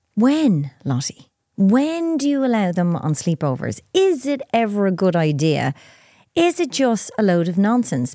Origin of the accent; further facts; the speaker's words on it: Ireland; I'm Irish.